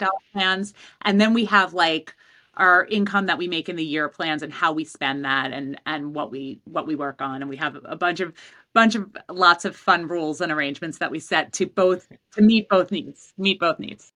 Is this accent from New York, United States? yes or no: yes; New York City, New York, United States; I grew up in Queens